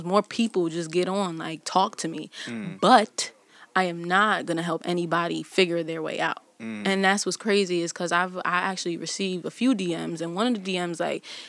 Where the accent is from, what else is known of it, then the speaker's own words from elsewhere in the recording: Windsor, Connecticut, United States; I'm from Connecticut